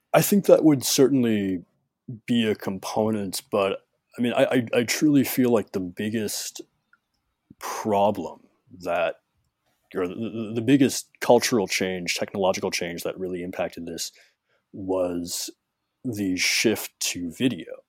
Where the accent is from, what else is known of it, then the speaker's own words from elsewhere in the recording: Chicago, Illinois, United States; I'm from Chicago